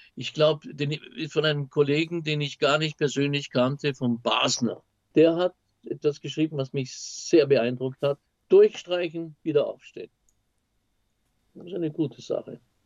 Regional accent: Austria; als Österreicher

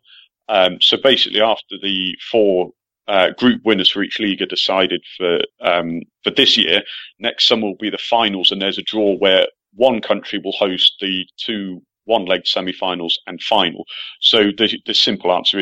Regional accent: England, United Kingdom; as an Englishman

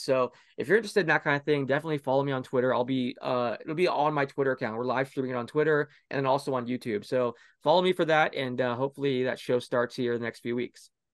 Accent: Orlando, Florida, United States; I grew up in Orlando

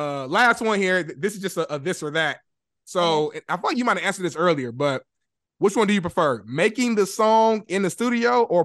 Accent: Indianapolis, Indiana, United States; now in Los Angeles, United States; I'm in LA. You in LA. You from Nap. I'm from Nap. Used to be tight back in the day.

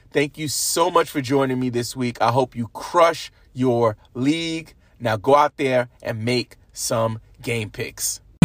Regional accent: New York, United States; being a New Yorker

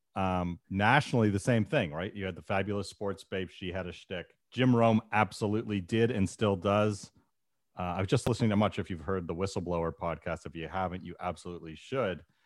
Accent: Canada; as a Canadian who used to travel to the States a lot

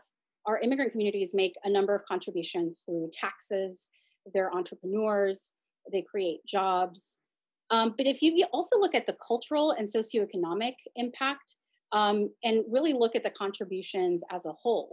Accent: Chula Vista, California, United States; also born or lived in Washington, District of Columbia, United States; I was raised here in Chula Vista, and I was bilingual

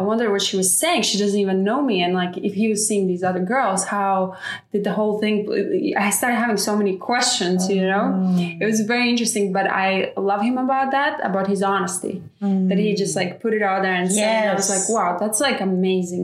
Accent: Latvia; now in California, United States; I'm from Latvia

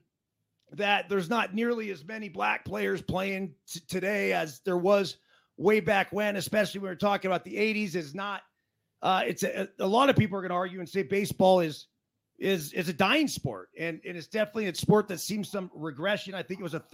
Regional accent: Portola Valley, California, United States; my hometown, Portola Valley, Menlo Park, Palo Alto area

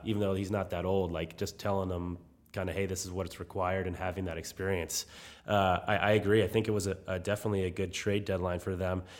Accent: New England, United States; moved away; I grew up in New England, so I grew up a Bruins fan

